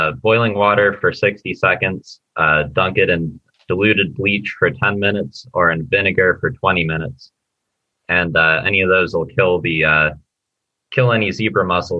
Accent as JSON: {"language": "English", "region": "Ohio", "country": "United States", "tie": "born or raised there", "said": "I'm from the Great Lakes area. I grew up in Ohio"}